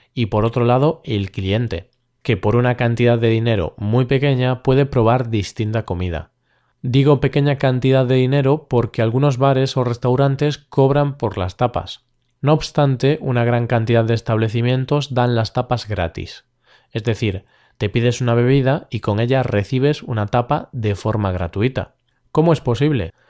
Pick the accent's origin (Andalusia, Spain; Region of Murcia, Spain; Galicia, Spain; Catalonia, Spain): Galicia, Spain; mi tierra, Galicia